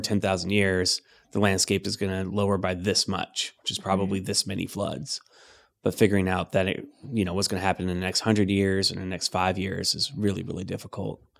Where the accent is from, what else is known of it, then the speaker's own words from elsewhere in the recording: Riverside, California, United States; moved away; we were in uh, uh, in Riverside, so in the Inland Empire